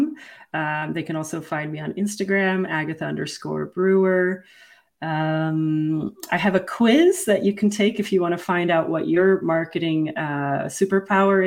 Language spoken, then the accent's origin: English; Kuwait; moved away; I was born in Kuwait.